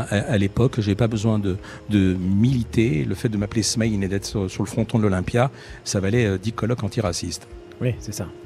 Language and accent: French; France; J'étais en France, je vis en France, je suis français et je veux qu'on me considère comme, avant tout comme un Français.